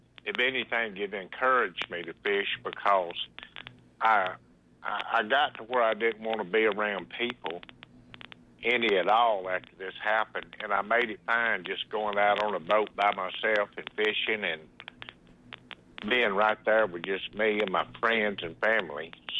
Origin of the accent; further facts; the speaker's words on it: Mississippi, United States; also born or lived in Seminole, Texas; No, I was born in Seminole, Texas. I spent a lot of my life in Mississippi, my childhood, some of my best memories.